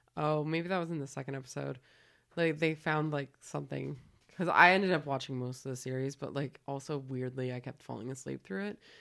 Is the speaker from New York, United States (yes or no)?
no; California, United States; moved away; I'm from California